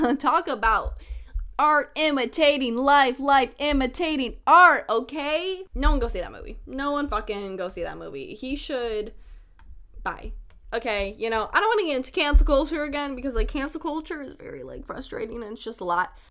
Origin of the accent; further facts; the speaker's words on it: Chicago, Illinois, United States; accent: northern; I'm from Chicago